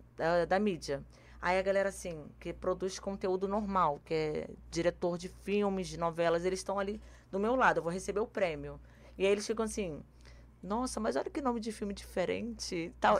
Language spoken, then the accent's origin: Portuguese; Rio de Janeiro, Brazil; Eu sou carioca